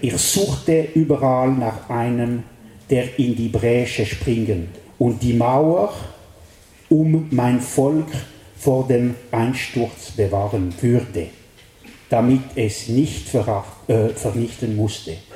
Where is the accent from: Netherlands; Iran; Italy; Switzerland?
Switzerland; French-speaking Switzerland, Romandy; accent: Welsch (French-Swiss); German is a second language; bin ich ein Weltschweizer und das merkt ihr an meinem Akzent